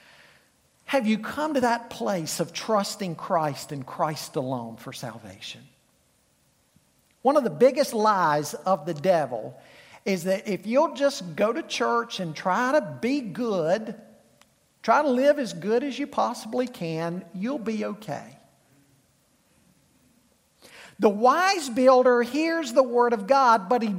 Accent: Charlotte, North Carolina, United States; I grew up in Charlotte.

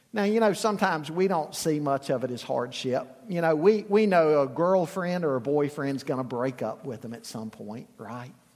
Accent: Charlotte, North Carolina, United States; I grew up in Charlotte

